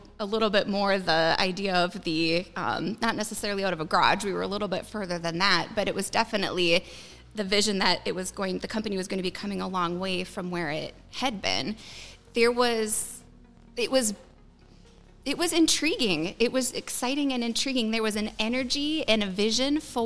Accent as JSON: {"language": "English", "town": "Willmar", "region": "Minnesota", "country": "United States", "also_born_or_lived": "Arizona", "moved": "as an adult", "said": "I am originally from the Willmar area"}